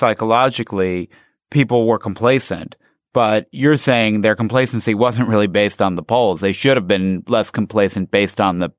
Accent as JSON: {"language": "English", "town": "Chicago", "region": "Illinois", "country": "United States", "tie": "born or raised there", "said": "I grew up in Chicago"}